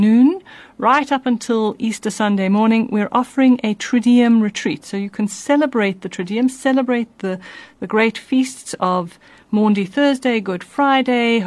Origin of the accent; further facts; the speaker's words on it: South Africa; We South Africans, now we are all South African, Rainbow Nation